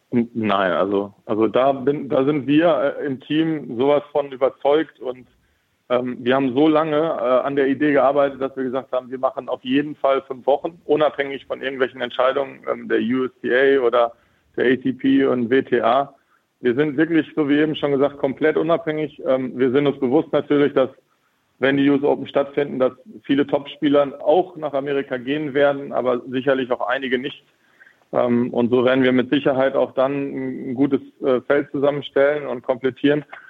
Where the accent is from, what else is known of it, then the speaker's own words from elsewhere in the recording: Lemgo, North Rhine-Westphalia, Germany; Ich komme aus Lemgo